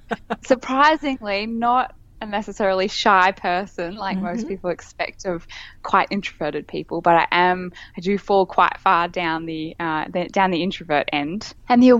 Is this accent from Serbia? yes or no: no; Brisbane, Queensland, Australia; moved away; also born or lived in Sydney; I've just moved back to my hometown in Brisbane, Queensland, Australia